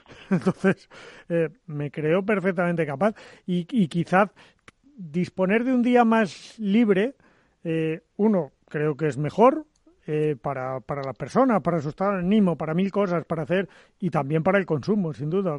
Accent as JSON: {"language": "Spanish", "town": "Zaragoza", "region": "Aragon", "country": "Spain", "moved": "yes", "said": "que yo soy de Zaragoza"}